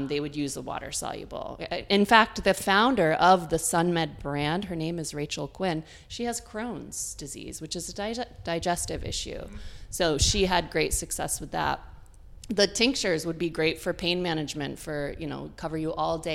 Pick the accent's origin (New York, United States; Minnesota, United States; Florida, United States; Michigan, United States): New York, United States; Dryden; now in Boston area, United States; I grew up in Ithaca, New York, a tiny little town right outside of Ithaca called Dryden